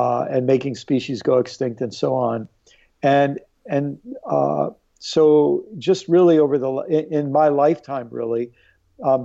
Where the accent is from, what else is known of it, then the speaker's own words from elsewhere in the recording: Maryland, United States; also born or lived in New York / Illinois; I was born in New York. I lived in Illinois for a little while, but spent most of my life in Maryland